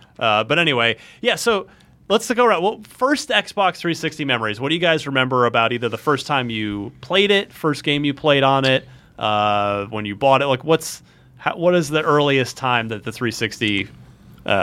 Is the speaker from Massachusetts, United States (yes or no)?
no; New Jersey, United States; I'm from New Jersey, the armpit of America.